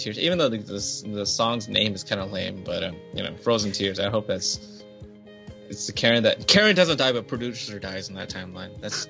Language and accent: English; United States; I am an American